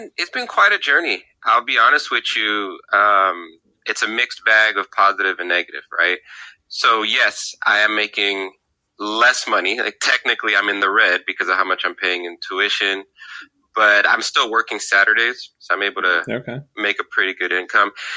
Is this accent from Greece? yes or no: yes; Greece; also born or lived in Tacoma, United States; now in Portland, United States; I'm from Greece.